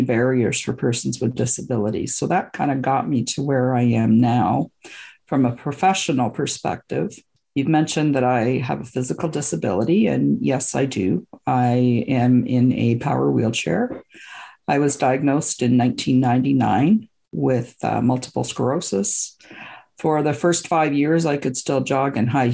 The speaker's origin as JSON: {"language": "English", "country": "Canada", "tie": "born or raised there", "also_born_or_lived": "Scotland", "said": "I was born in Scotland and I immigrated to Canada when I was about two with my parents."}